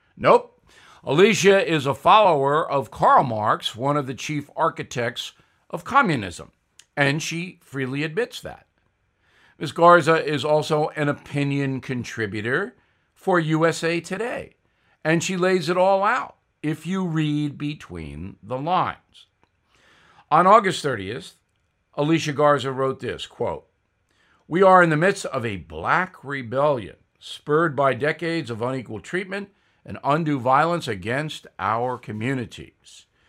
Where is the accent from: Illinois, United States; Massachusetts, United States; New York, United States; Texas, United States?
New York, United States; Levittown; I grew up with him in Levittown, New York